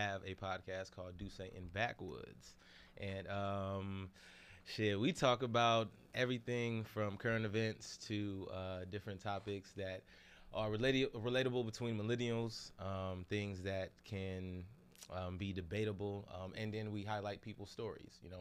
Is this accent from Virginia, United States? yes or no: no; Chicago, Illinois, United States; also born or lived in Nigeria (ancestry); I was born in Chicago